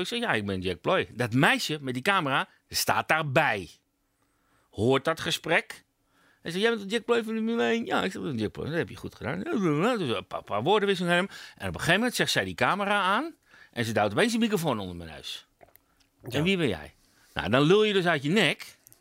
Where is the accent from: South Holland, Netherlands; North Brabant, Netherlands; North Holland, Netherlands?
North Holland, Netherlands; Amsterdam; Ik kom uit Amsterdam. Dus hard eh, op de tong